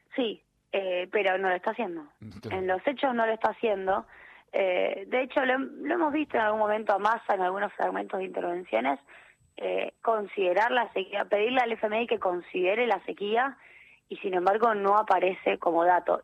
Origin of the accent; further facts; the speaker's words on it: Argentina; como argentinos